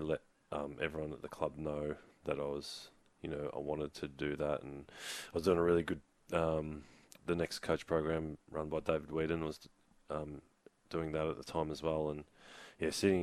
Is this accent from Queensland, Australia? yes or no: no; Keilor, Victoria, Australia; we moved house in Keilor. I moved house across the road from the Keilor Footy Club, and then I started sneaking over and training and playing for Keilor Footy Club